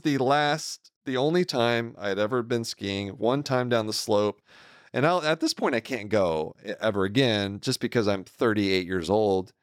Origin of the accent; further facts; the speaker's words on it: Texas, United States; I'm a native Texan.